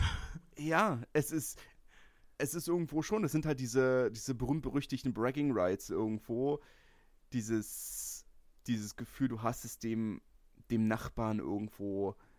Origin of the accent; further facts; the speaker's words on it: Berlin, Germany; ich komme aus Lichterfelde das ist festes Hertanerland